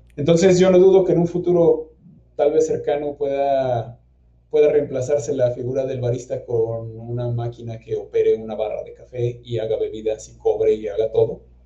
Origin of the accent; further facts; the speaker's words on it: Hidalgo, Mexico; moved away as an adult; now in Guanajuato, Mexico; yo soy originario del estado de Hidalgo, en México, pero vine a la ciudad de Guanajuato a estudiar